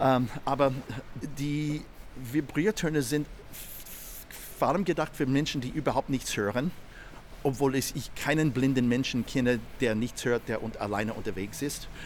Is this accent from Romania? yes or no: no; United States; German is a second language; moved away as an adult; now in Vienna, Austria; ich komme aus den Staaten, bin schon seit langem in Österreich, seit über 40 Jahren